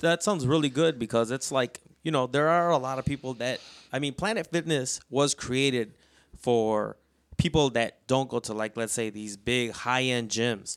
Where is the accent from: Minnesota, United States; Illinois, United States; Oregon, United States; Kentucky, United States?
Illinois, United States; Chicago; us growing up in South Chicago